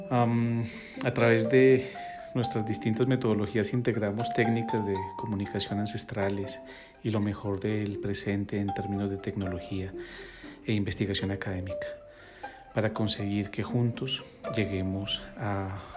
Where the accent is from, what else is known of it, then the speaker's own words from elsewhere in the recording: Bogotá, Colombia; also born or lived in Quito, Ecuador; desde joven vivo en Bogotá, nací en Quito, Ecuador y puedo, que, puedo decir que gracias a, mis raíces aprendí la importancia de la conexión con la naturaleza y la ancestralidad.